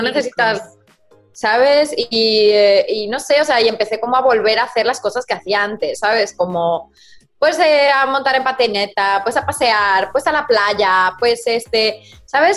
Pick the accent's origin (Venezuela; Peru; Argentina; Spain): Spain; Madrid, Community of Madrid; accent: madrileña; moved away as an adult; also born or lived in Mexico; now in United States; yo mi acento de madrileña es difícil que se me vaya